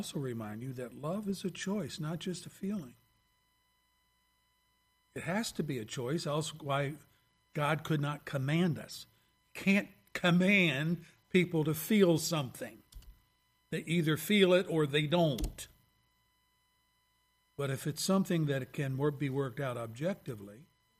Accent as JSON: {"language": "English", "region": "Pennsylvania", "country": "United States", "tie": "born or raised there", "moved": "yes", "lives_now": "Lapeer, United States", "said": "my home state and home city of Pennsylvania"}